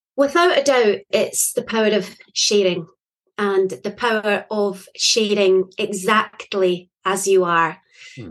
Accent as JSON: {"language": "English", "region": "Scotland", "country": "United Kingdom", "said": "I am from Scotland."}